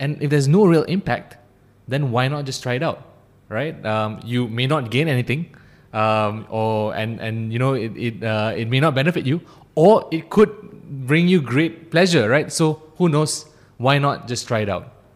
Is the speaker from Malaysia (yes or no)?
yes; Ampang, Selangor, Malaysia; also born or lived in Cheras; I, I grew up in, uh, in Ampang. Um, then I moved to Cheras. So I've been in the Klang Valley for my entire life